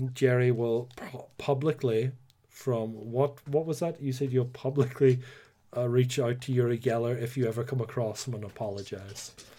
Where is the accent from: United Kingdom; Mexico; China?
United Kingdom; Northern Ireland; accent: Northern Irish; you might not count this as an Irish accent 'cause I'm technically a Nordy